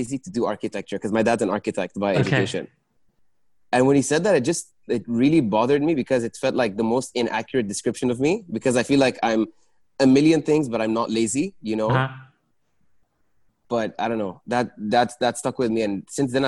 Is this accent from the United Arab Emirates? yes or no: yes; Dubai, United Arab Emirates; I grew up in Dubai.